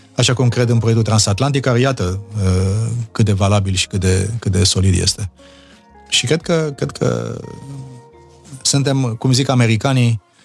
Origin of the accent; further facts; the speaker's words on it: Romania; moved away as an adult; eu sunt român și rămân rămân toată viața